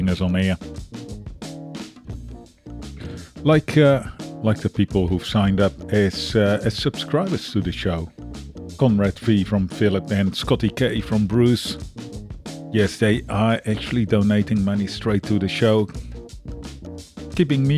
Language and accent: English; Netherlands; now in Australia; I'm originally from the Netherlands